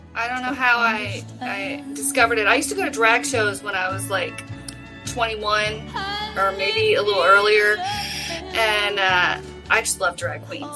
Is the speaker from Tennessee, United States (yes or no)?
yes; Memphis, Tennessee, United States; I'm a medical assistant. I'm from Memphis.